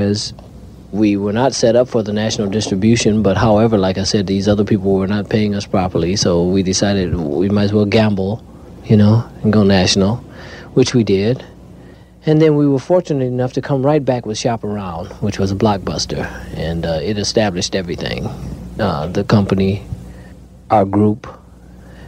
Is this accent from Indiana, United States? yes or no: no; Detroit, Michigan, United States; I was born in Detroit, Michigan